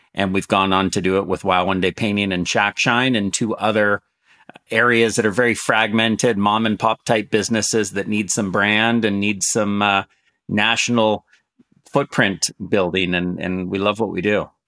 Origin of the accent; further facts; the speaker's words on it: Canada; also born or lived in San Francisco, United States; I'm, I'm Canadian and I'm, I've been raised mostly in Canada